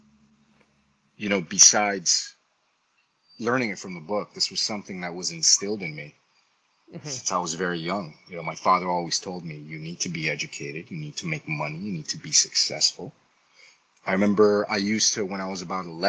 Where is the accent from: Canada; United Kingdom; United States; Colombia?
Colombia; moved away; I'm Latino. I'm originally from Colombia